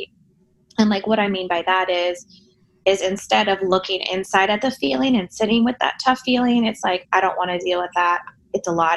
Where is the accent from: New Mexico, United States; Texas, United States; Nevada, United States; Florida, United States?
Florida, United States; Miami; I grew up in Miami